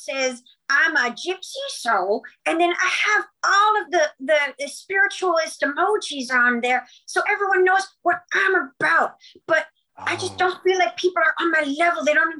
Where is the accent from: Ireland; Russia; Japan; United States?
United States; California; Well, no, I'm from actually from Southern California.